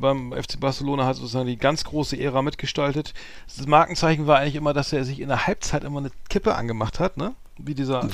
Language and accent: German; Bremen, Germany; ich als Bremer